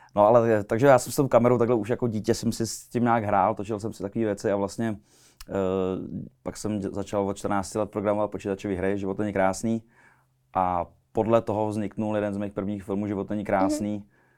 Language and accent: Czech; Czechia; u nás v Čechách